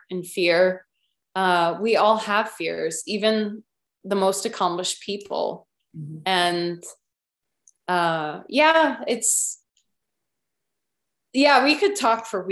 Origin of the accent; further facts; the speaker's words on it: Illinois, United States; also born or lived in California; now in Norway; I came from the Midwest